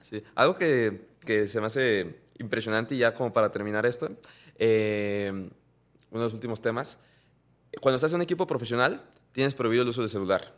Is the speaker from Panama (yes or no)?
no; Mexico; la cultura que tenemos como mexicano